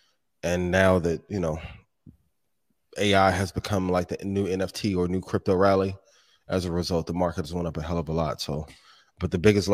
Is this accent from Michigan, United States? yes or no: no; Indiana, United States; This is my hometown, right? Or home state.